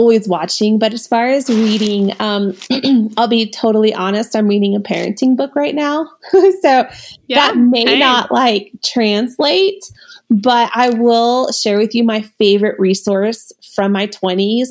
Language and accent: English; Missouri, United States; moved away; I'm from Missouri.